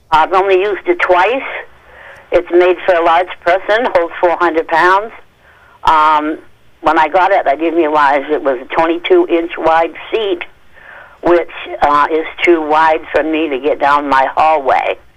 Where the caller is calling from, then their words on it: Weld, United States; Weld, W E L D.